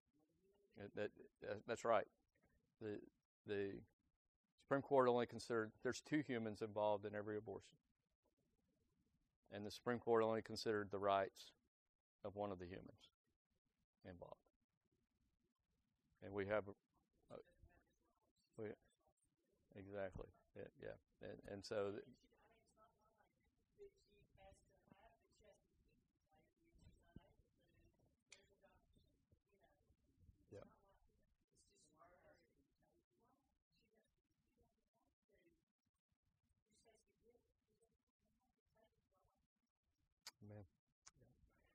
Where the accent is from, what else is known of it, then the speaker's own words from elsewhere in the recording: United States; us as American citizens